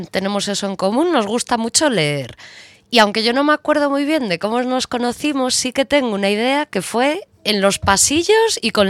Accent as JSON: {"language": "Spanish", "town": "A Coruña", "region": "Galicia", "country": "Spain", "moved": "yes", "said": "las dos somos de Coruña."}